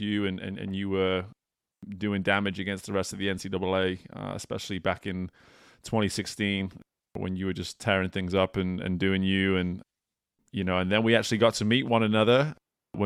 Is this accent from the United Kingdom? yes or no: yes; United Kingdom; moved away as an adult; as a British man that's been out of the UK for almost two decades at this point